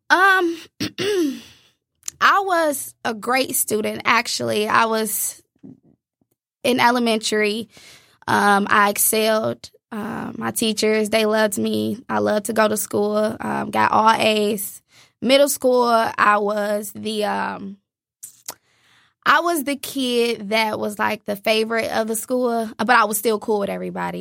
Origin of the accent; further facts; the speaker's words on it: Inkster, Michigan, United States; I was born in Inkster, Michigan